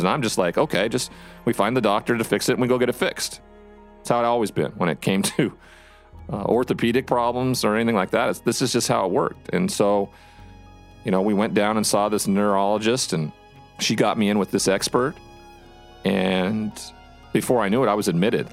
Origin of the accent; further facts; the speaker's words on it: Montana, United States; my home state of Montana